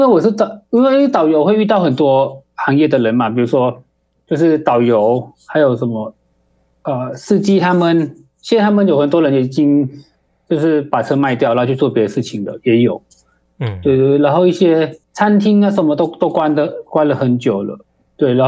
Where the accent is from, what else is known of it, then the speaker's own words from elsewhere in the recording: Thailand; 哦、呃，我都是泰国的，哦，就是跟泰国小朋友一模一样。